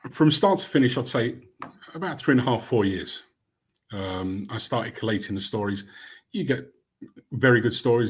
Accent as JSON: {"language": "English", "region": "London", "country": "United Kingdom", "tie": "born or raised there", "also_born_or_lived": "Barnet", "said": "I grew up in Camden"}